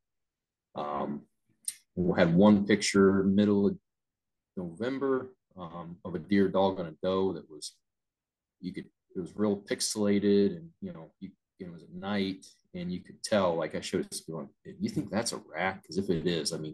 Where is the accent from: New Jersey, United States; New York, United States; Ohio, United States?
Ohio, United States; my home state